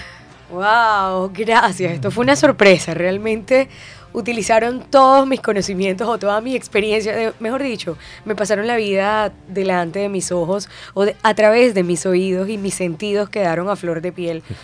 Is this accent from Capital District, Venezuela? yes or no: no; Puerto Ordaz, Bolívar, Venezuela; moved away as an adult; now in Colombia; en mi natal Puerto Ordaz